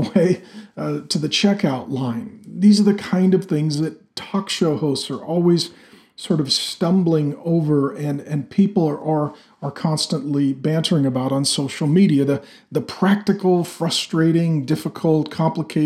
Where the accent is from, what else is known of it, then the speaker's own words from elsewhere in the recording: Pacific Northwest, United States; I grew up in the Pacific Northwest where there's a lot of trees and a lot of loggers